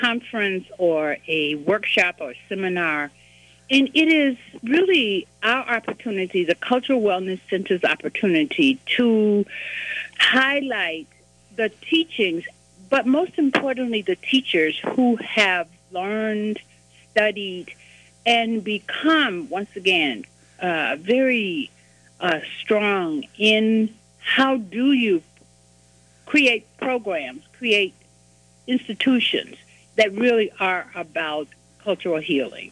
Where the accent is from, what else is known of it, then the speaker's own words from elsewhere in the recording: Mississippi Delta, United States; I was born in Mississippi in the Delta in 1943